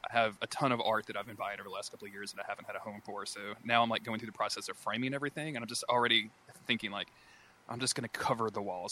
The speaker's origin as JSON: {"language": "English", "region": "the South", "country": "United States", "tie": "born or raised there", "said": "I grew up in the South and we didn't have like cable or anything"}